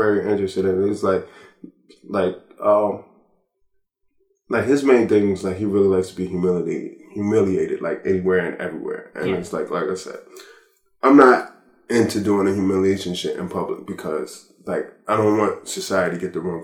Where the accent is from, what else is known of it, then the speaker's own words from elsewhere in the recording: United States; As an American